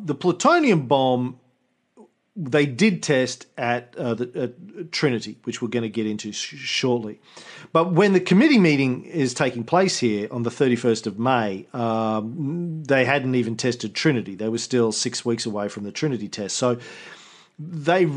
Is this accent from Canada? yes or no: no; Australia; I'm not an American. No. I'm an Aussie.